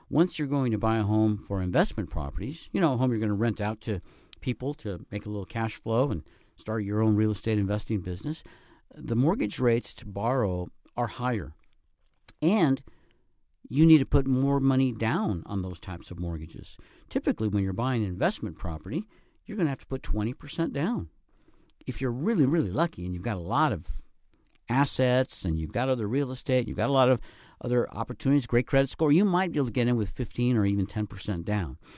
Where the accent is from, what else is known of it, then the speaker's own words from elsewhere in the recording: plains of Colorado, United States; now in Northern Nevada, United States; I grew up in the Midwest, actually in the plains of Colorado